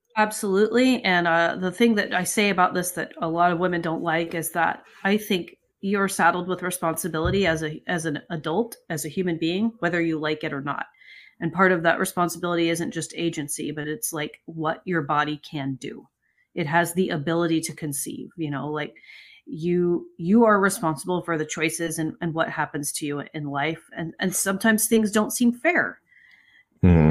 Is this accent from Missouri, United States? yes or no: no; California, United States; as a Californian